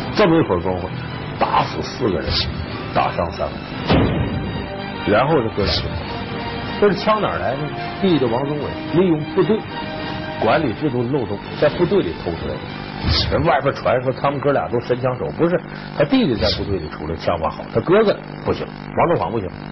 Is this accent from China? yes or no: yes; Northeast China, China; accent: Northeastern; 咱们东北话叫撕巴起来了